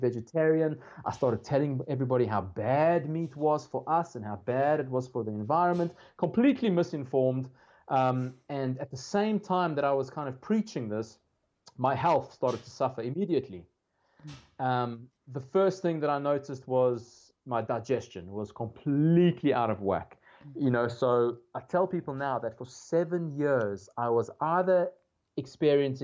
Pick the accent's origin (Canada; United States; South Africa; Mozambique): South Africa; growing up in South Africa, first of all, you eat meat from, you know, from day one, pretty much.